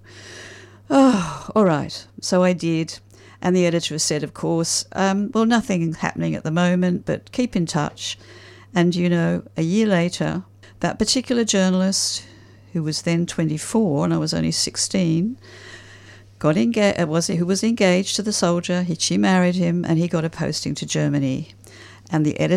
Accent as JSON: {"language": "English", "town": "Harwich", "region": "East of England", "country": "United Kingdom", "tie": "born or raised there", "moved": "as an adult", "lives_now": "Australia", "said": "I was born in the UK. I was born in the port of Harwich"}